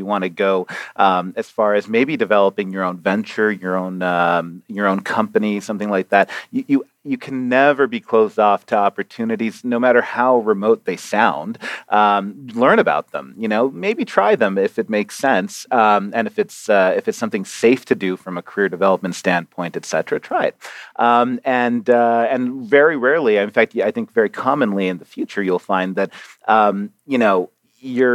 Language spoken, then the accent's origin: English; Arizona, United States; also born or lived in Toronto, Canada; I was born in Toronto and lived there for 5 years and moved down to Arizona as our first stop in America.